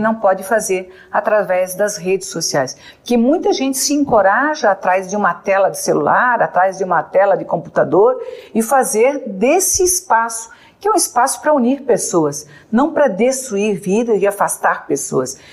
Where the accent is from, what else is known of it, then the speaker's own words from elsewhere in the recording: Santa Catarina, Brazil; eu sou de Santa Catarina